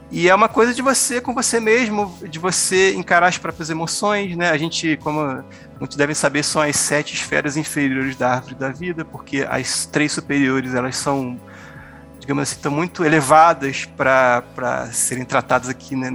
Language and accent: Portuguese; Rio de Janeiro, Brazil; now in Campo Grande, Brazil; hoje eu moro em Campo Grande, Mato Grosso do Sul, sou lá do Rio de Janeiro